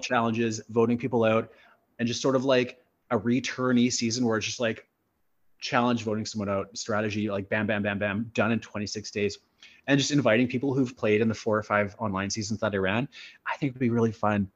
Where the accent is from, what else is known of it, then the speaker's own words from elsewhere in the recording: Sulacote, Manitoba, Canada; also born or lived in Winnipeg; I grew up in Sulacote